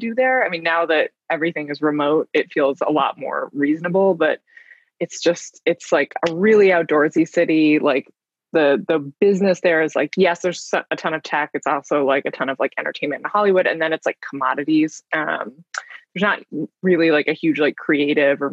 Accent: Vancouver, British Columbia, Canada; moved away as an adult; now in New York, United States; I'm originally from Vancouver, Canada, but I have lived in New York for a little over 19 years now. I moved here in August of 2001

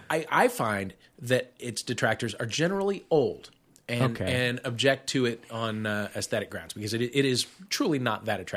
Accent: St. Louis, Missouri, United States; moved away; also born or lived in Worcester, Massachusetts; I grew up there. It's St. Louis.

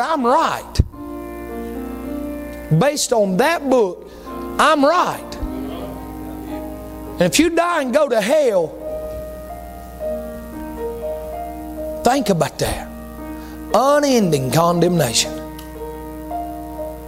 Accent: East Bend, North Carolina, United States; I'm from a little place called East Bend, North Carolina.

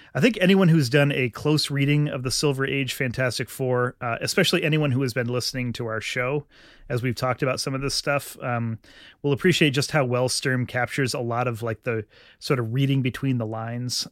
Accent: Vermont, United States; my home state of Vermont.

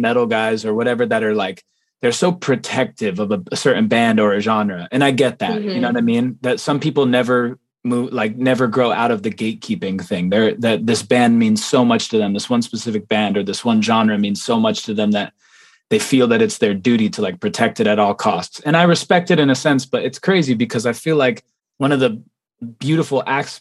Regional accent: Las Vegas, Nevada, United States; I'm from Las Vegas, Nevada, born and raised

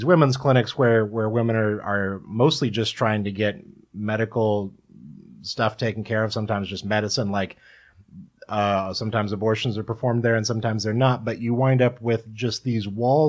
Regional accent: Kansas, United States; born or raised there

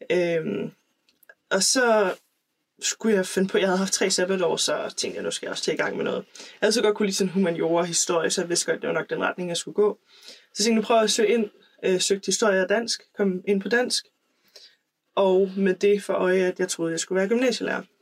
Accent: Aalborg, North Denmark Region, Denmark; also born or lived in Valby; now in Copenhagen, Denmark; jeg kommer fra Aalborg, øhm, bor i Valby med min kæreste og min hund.

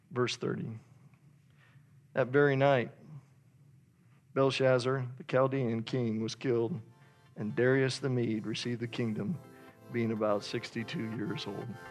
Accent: Idaho, United States; I'm from Idaho

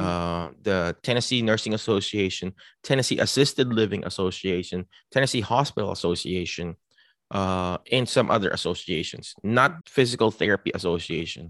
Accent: Philippines; now in United States; I'm a Filipino, but I represent the United States because I was here.

